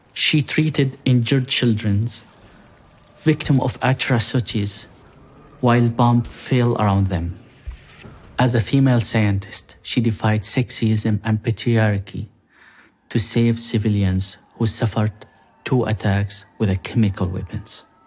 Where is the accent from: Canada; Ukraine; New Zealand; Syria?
Syria; moved away as an adult; I was able to visit my hometown.